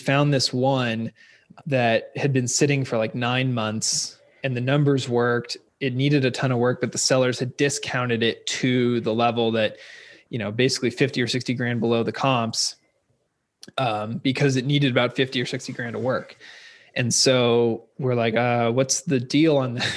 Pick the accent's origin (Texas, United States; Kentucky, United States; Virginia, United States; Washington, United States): Washington, United States; Seattle; moved away as an adult; now in California, United States; I'm originally from Seattle, Seattle, Washington area. I went to University of Washington and then moved to California after college to row